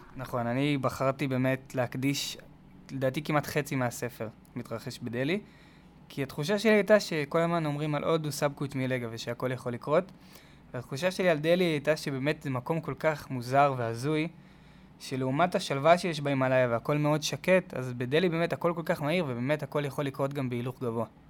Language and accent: Hebrew; Tel Aviv, Tel Aviv District, Israel; אני גדלתי בתל אביב